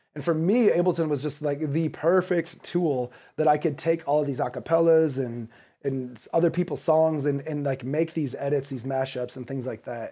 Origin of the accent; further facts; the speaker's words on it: Kalamazoo, Michigan, United States; moved away as an adult; also born or lived in Chicago / New York; now in Los Angeles, United States; I grew up in Kalamazoo, Michigan, right in between Detroit and Chicago.